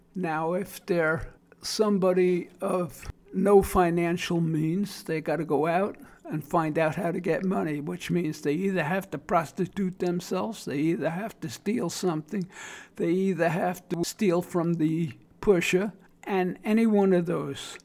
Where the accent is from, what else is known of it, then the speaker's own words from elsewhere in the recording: New York City, New York, United States; accent: Brooklyn; now in South Florida, United States; The 40 years of living in South Florida, I still maintain my Brooklyn accent